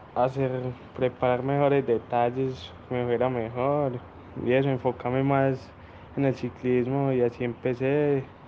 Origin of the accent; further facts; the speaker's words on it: Venecia, Antioquia, Colombia; soy del municipio de Venecia, Antioquia